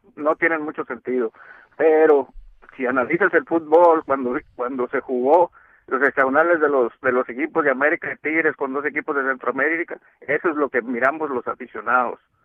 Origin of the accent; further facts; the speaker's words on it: Mexico; now in Harlingen, United States; yo como mexicano